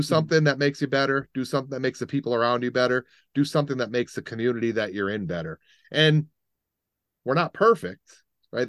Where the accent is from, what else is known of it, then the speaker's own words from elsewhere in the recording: Middletown, United States; growing up in Middletown, pretty, pretty diverse